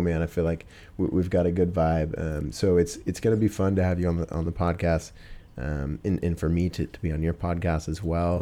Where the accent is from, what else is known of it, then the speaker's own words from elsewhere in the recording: Pacific Northwest, United States; from here, Pacific Northwest, um, I've always been born and raised here. This is where I'm from.